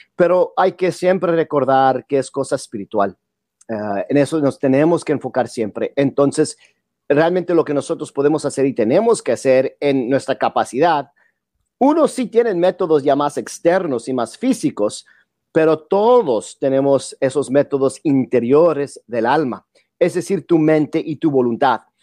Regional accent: United States; Yo vivo aquí en los Estados Unidos.

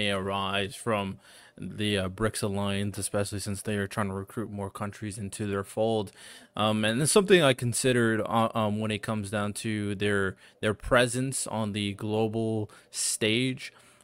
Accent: United States; I'm American

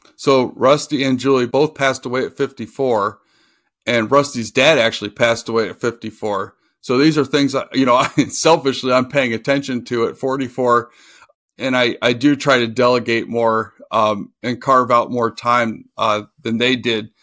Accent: Oxford, Ohio, United States; now in Michigan, United States; I grew up in Oxford, Ohio, which is by the Indiana border, and about an hour from Cincinnati.

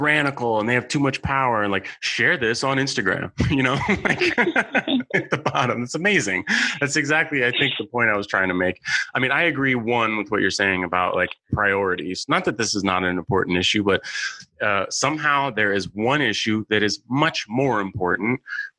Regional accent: San Francisco, California, United States; I'm a San Francisco native. I grew up in San Francisco

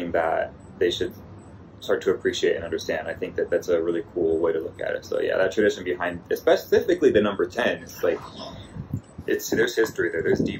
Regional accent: Los Angeles, California, United States; I grew up in Los Angeles watching the Lakers

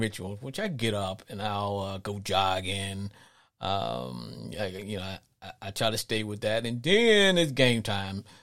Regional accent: Arkansas, United States; growing up in Arkansas

